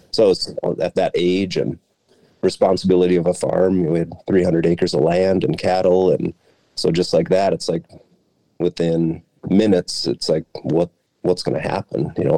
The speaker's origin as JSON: {"language": "English", "town": "Albany", "region": "Minnesota", "country": "United States", "tie": "born or raised there", "said": "I grew up in Albany, Minnesota"}